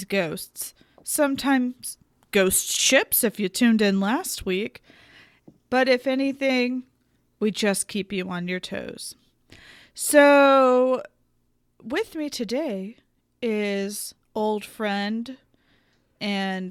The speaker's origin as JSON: {"language": "English", "region": "the South", "country": "United States", "said": "I'm a Southerner"}